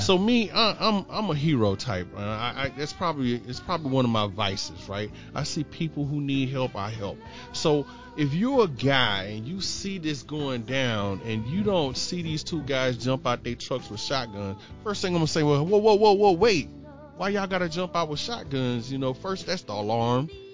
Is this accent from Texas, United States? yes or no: yes; Houston, Texas, United States; my hometown, Houston, Texas